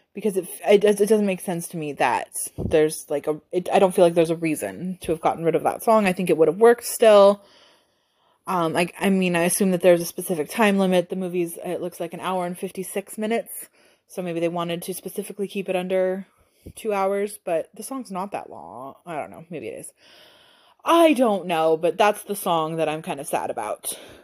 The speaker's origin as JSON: {"language": "English", "country": "United States", "said": "as an American"}